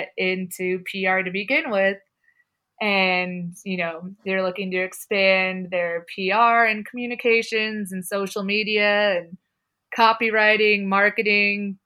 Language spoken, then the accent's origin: English; Colorado, United States; growing up in Colorado and it kind of being a cow town type city